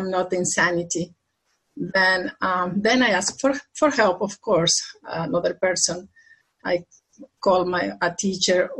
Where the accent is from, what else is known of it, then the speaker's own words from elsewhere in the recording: Argentina; also born or lived in Brazil; now in United States; I'm living here now in the U.S. and this I'm originally from Argentina